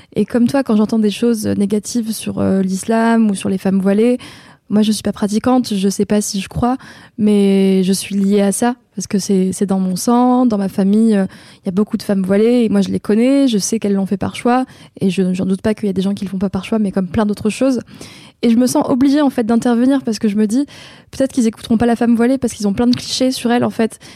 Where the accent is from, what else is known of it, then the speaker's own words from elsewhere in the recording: Avignon, Provence-Alpes-Côte d'Azur, France; Je viens d'Avignon parce que je suis née à Avignon et la plus grande partie de ma vie, je l'ai passée là-bas